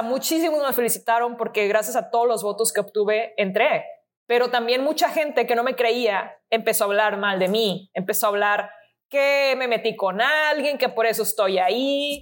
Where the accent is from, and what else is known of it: Mexico